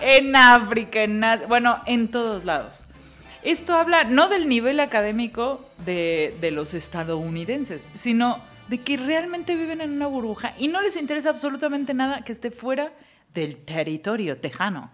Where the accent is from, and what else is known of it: Mexico